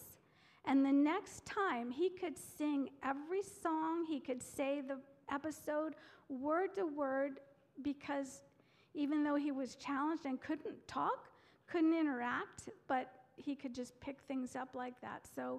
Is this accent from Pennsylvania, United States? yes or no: yes; Pennsylvania Dutch culture, United States; I was raised in the Pennsylvania Dutch culture